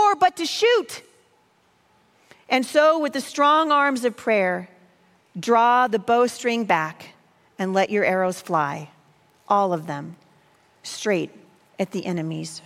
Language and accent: English; the Northwest, Pacific Northwest, United States; I'm from the Northwest.